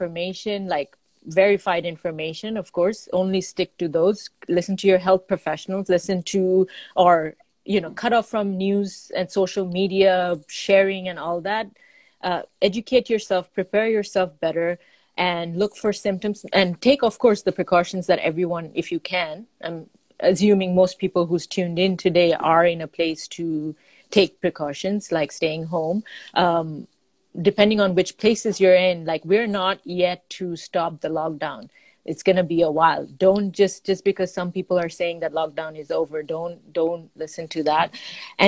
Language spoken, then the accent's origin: English; Bangladesh; I'm from Bangladesh